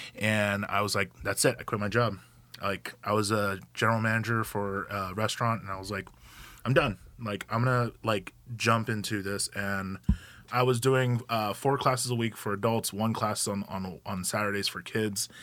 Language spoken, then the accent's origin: English; Gresham, Oregon, United States; also born or lived in Hawaii; I moved here when I was eleven, grew up in the Gresham area, went to Gresham High School